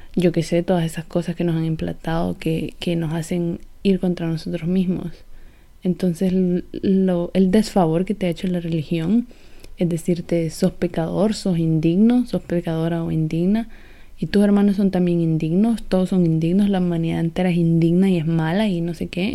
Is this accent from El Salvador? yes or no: yes; El Salvador; soy del Salvador